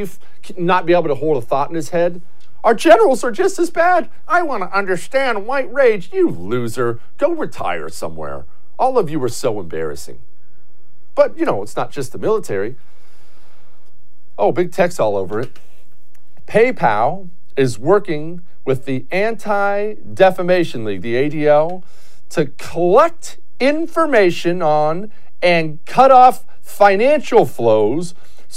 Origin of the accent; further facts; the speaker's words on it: Houston, Texas, United States; my hometown of Houston